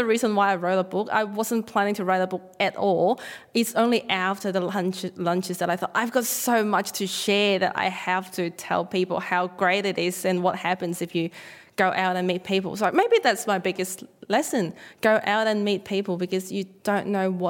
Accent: Hong Kong; moved away as an adult; now in Australia; wasn't born here. I was born in Hong Kong, came to Australia to study.

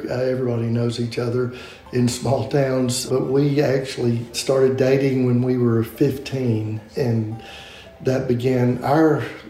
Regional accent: Macon, Mississippi, United States; I grew up in Macon, Mississippi, which is a small town, which is all of Mississippi. And I lived out in the country. We farmed around 4,000 acres

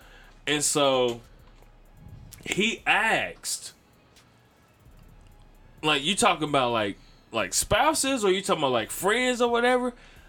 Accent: Gary, Indiana, United States; now in Indianapolis, United States; I'm from Gary, Indiana, but I live in Indianapolis.

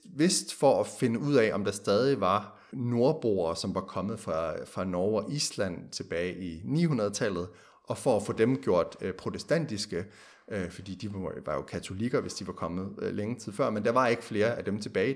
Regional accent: Denmark; vi som danskere

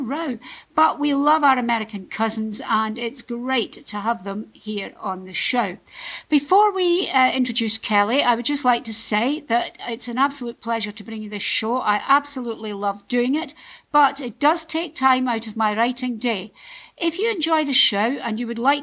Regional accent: Scotland, United Kingdom; I'm from Scotland

